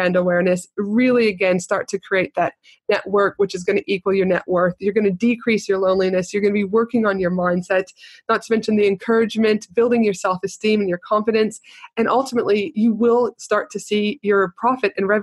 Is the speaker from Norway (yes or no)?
no; Canada; growing up in Canada